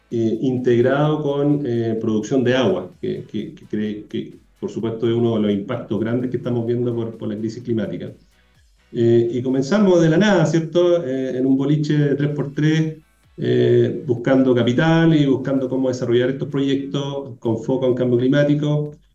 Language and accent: Spanish; Chile; also born or lived in South Africa / United States; yo soy chileno